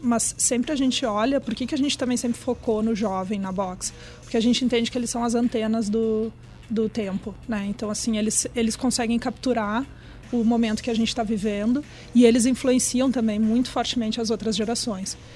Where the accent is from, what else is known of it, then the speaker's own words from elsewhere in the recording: Brazil; eu sou brasileira